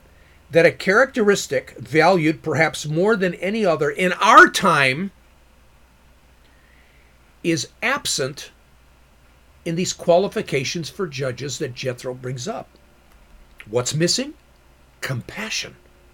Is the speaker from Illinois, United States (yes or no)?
yes; Chicago, Illinois, United States; one pays attention to the murders and shootings weekend after weekend after weekend after weekend in my hometown of Chicago?